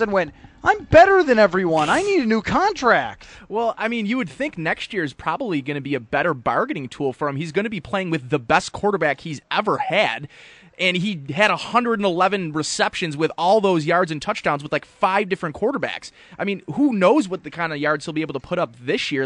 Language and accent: English; Buffalo, New York, United States; I grew up in Buffalo